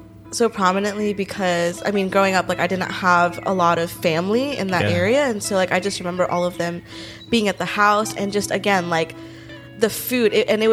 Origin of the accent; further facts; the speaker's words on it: South India, India; And we're from South India.